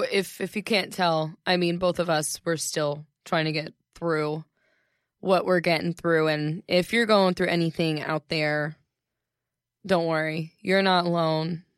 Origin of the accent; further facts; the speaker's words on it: Ohio, United States; when I'm at home in Ohio